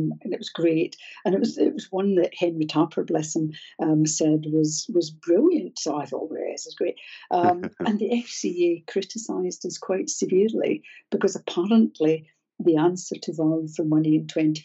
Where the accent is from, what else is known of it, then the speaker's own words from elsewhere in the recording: Scotland, United Kingdom; I'm Scottish